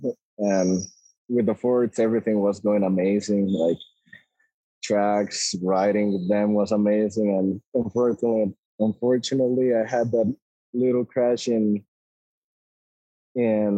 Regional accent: Costa Rica; also born or lived in United States; I'm actually from Costa Rica. I live in Costa Rica.

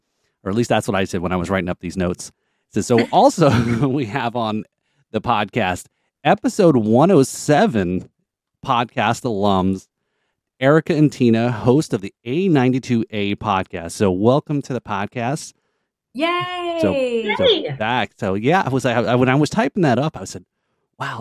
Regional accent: Sayreville, New Jersey, United States; both Craig and I, we grew up together in New Jersey

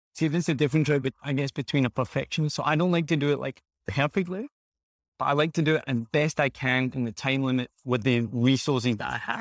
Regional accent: Glasgow, Scotland, United Kingdom; moved away as an adult; also born or lived in United States / Australia / New Zealand; now in Vietnam; I'm from Glasgow in Scotland originally, and I, I left when I was, like, twenty years old.

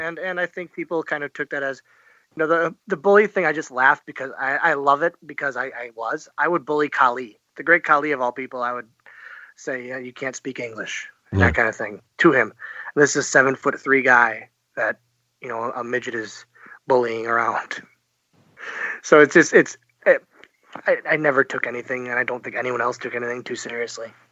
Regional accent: Oshkosh, Wisconsin, United States; from Oshkosh, Wisconsin

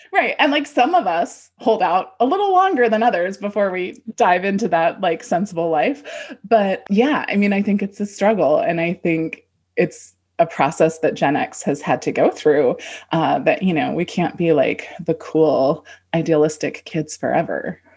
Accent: Southern California, United States; we're from Southern California

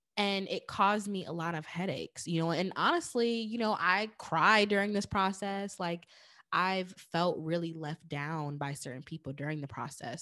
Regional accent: New York, United States; moved away as an adult; now in New Jersey, United States; I'm from New York

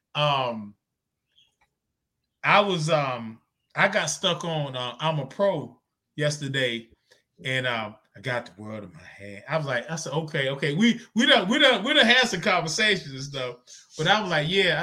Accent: Zebulon, North Carolina, United States; I'm from Zebulon, North Carolina, you know, country town, man, about 4,000, 5,000 people

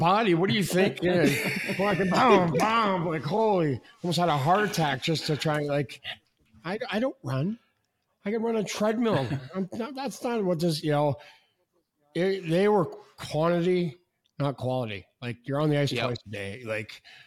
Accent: Saskatchewan, Canada; moved away; It's God's country, Saskatchewan.

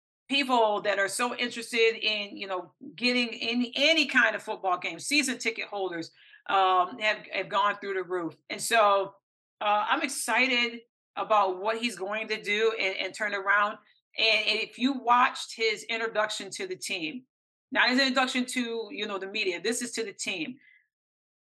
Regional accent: Michigan, United States; moved away; back home, many of the family and friends that I know in Flint, because I'm originally from Michigan

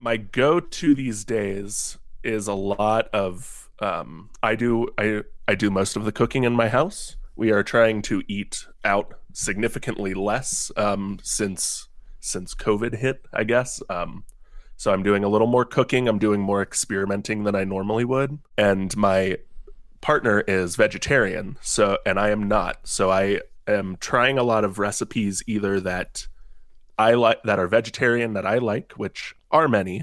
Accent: Cincinnati, Ohio, United States; I am born and raised, um, in Cincinnati, Ohio.

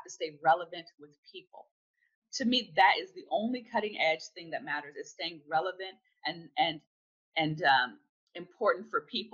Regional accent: California, United States; also born or lived in South Florida; now in Florida, United States; I'm from California, born and raised in California

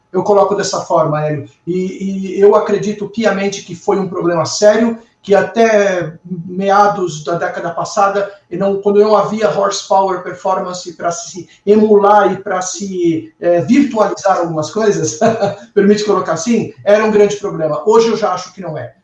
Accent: Brazil; eu, particularmente como brasileiro

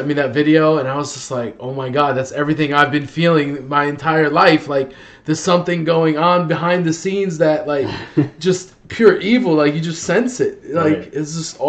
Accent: New York City, New York, United States; now in New York, United States; I grew up in the Bronx when I was a kid

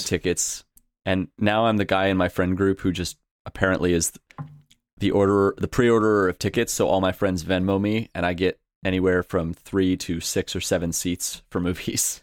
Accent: New York, United States; I'm from New York

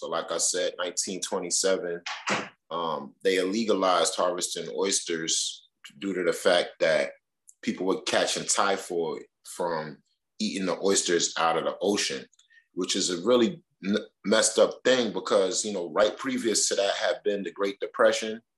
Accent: New York City, New York, United States; my mom's neighborhood where I grew up at is always home base

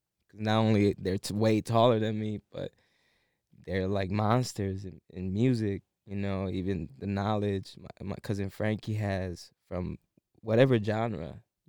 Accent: Buffalo, New York, United States; Yeah, baby, 716.

